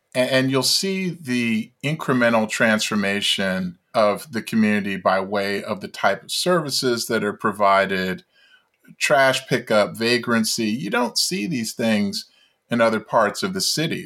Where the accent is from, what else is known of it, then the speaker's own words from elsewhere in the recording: Baltimore, Maryland, United States; my experience growing up in Baltimore